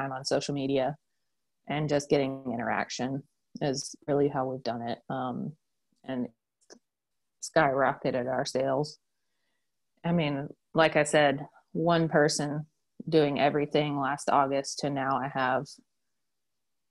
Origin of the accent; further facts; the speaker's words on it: Asheville, North Carolina, United States; I'm from Asheville